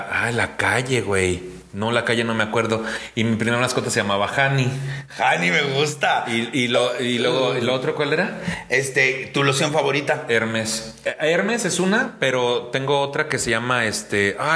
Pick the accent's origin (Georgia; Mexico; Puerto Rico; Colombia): Mexico; Mexico City; yo nací en la Jardín Balbuena.